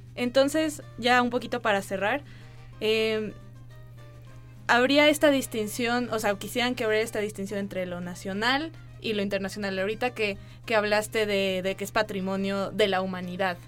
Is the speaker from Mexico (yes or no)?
yes; Mexico; podemos decir como mexicanos